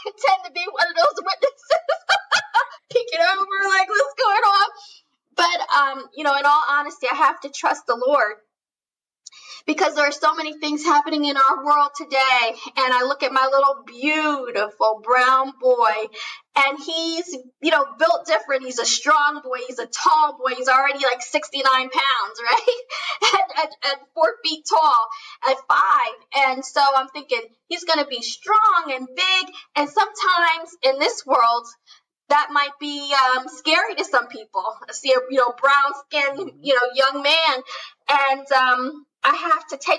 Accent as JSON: {"language": "English", "region": "New Jersey", "country": "United States", "tie": "born or raised there", "said": "I grew up in New Jersey"}